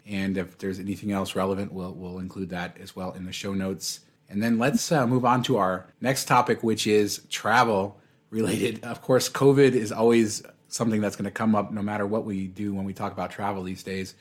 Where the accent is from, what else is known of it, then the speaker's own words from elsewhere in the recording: Las Vegas, Nevada, United States; I'm still in my hometown